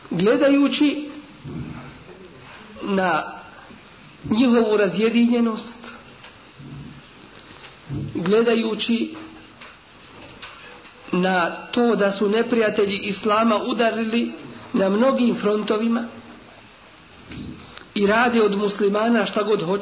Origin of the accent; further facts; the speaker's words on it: Bosnia & Herzegovina; kod nas u Bosni dole.